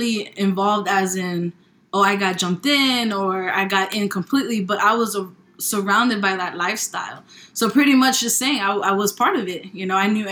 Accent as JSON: {"language": "English", "region": "New York", "country": "United States", "moved": "yes", "lives_now": "Charlotte, United States", "said": "I am from New York. I am living currently in Charlotte, North Carolina"}